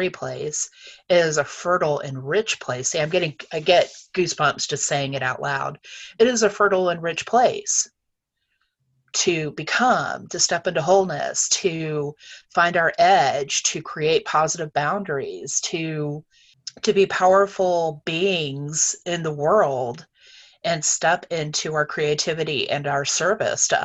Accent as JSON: {"language": "English", "region": "North Carolina", "country": "United States", "tie": "born or raised there", "said": "I grew up in North Carolina"}